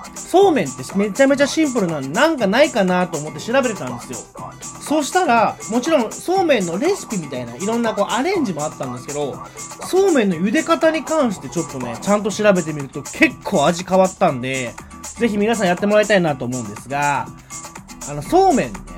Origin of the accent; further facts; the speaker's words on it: Nara, Japan; 私奈良出身